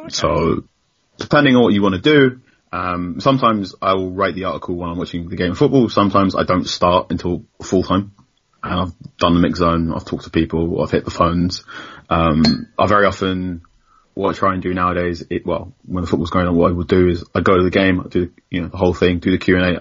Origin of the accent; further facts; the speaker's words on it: London, United Kingdom; moved away as an adult; now in Southampton, United Kingdom; I grew up in London